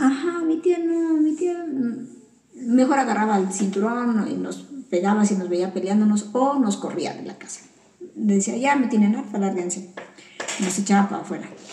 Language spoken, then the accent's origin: Spanish; Veracruz, Mexico; mi pueblo de Veracruz